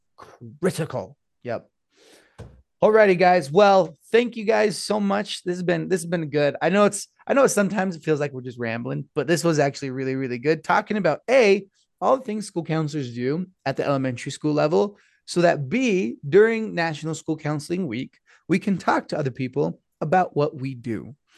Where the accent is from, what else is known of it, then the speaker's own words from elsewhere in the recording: Blanding, Utah, United States; I grew up in San Juan, over at Blanding, San Juan High School